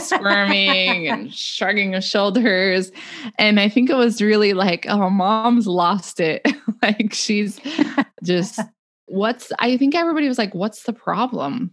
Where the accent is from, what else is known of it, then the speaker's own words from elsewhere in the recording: the West, United States; also born or lived in Illinois; now in Oregon, United States; back to the mountains where we had grown up in the West